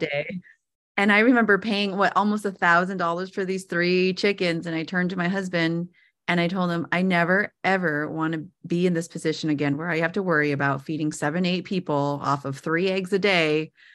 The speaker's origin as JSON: {"language": "English", "town": "San Jose", "region": "California", "country": "United States", "tie": "born or raised there", "moved": "yes", "said": "born and raised in San Jose, California."}